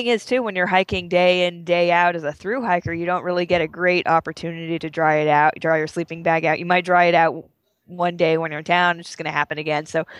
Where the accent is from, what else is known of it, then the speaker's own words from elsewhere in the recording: the West, United States; growing up in the West, the air is so dry here